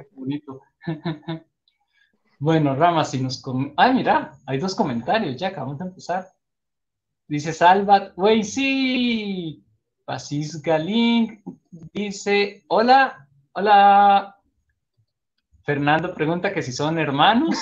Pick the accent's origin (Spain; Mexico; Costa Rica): Costa Rica; de Costa Rica.